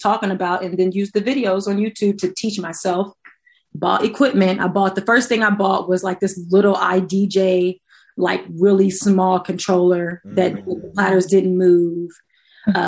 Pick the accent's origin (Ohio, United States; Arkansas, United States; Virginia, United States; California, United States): Ohio, United States; Columbus; moved away as an adult; now in Los Angeles, United States; I'm from Columbus, Ohio. Grew up there, went to Ohio State for college